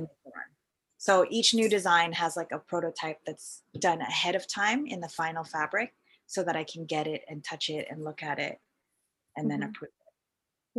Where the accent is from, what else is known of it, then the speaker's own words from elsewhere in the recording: Vancouver, British Columbia, Canada; moved away as an adult; also born or lived in Philippines; now in Toronto, Canada; I moved to Toronto from Vancouver after when I was your age. I was mm-hmm. like 27.